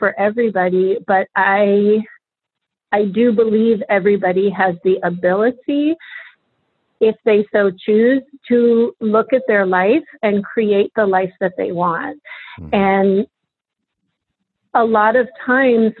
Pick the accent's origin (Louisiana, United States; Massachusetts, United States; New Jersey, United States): Massachusetts, United States; Boston; moved away as an adult; now in Baltimore, United States; I'm from Boston.